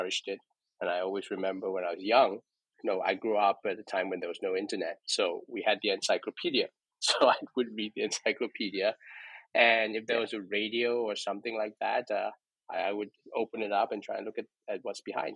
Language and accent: English; Singapore; I grew up in Singapore. I'm Singaporean, very decidedly middle class